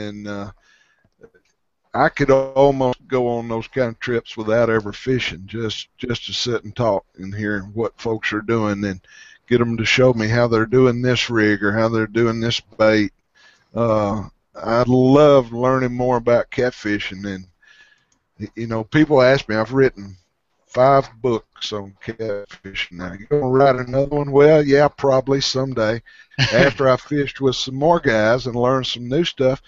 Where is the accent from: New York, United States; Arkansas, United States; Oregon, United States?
Arkansas, United States; some even here in my home state